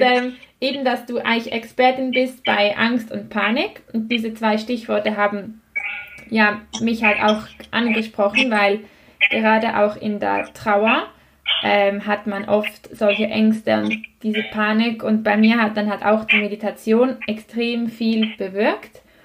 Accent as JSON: {"language": "German", "country": "Switzerland", "said": "bei uns in der Schweiz"}